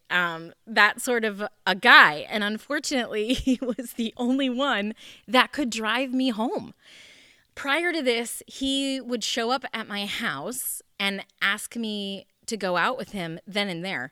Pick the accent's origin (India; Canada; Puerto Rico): Canada; Moncton, New Brunswick; moved away; also born or lived in Lemmon, South Dakota; we are originally from Canada, and my dad took a church from Canada, we were in Moncton, New Brunswick, to Lemon, South Dakota